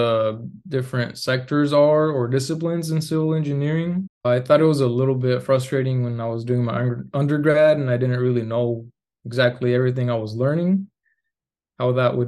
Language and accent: English; Tucson, Arizona, United States; moved away as an adult; also born or lived in Mexico; now in Arlington, United States; I was born and raised in Tucson, Arizona.